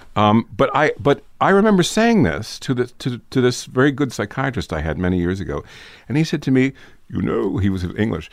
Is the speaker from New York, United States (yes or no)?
yes; New York City, New York, United States; I grew up in New York City